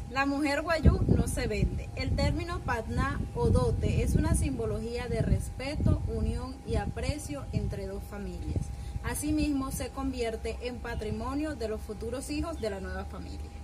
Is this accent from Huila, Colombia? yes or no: no; Alta Guajira, La Guajira, Colombia; soy guayú de Pieyú de la Alta Guajira